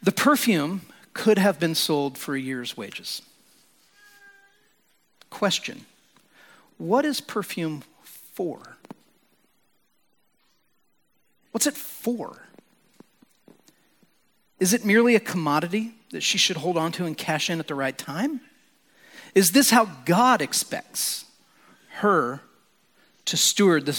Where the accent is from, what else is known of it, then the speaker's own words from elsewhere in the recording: United States; As American Christians